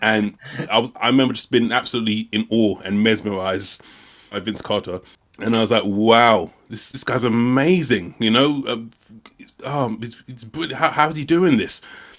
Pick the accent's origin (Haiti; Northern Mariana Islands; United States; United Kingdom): United Kingdom; London; I'm a Londoner.